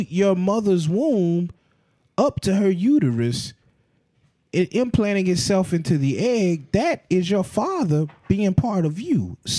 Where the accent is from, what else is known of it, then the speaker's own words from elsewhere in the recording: Atlanta, Georgia, United States; I'm from Atlanta, Georgia.